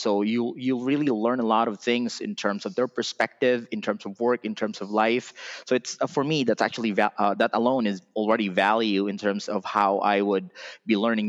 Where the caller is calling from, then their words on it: Philippines; we're calling from the Philippines to other countries.